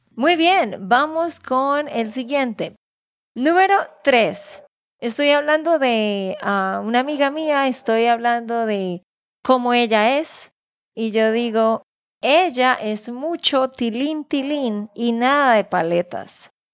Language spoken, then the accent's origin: Spanish; Santander, Colombia; de Santander, Colombia.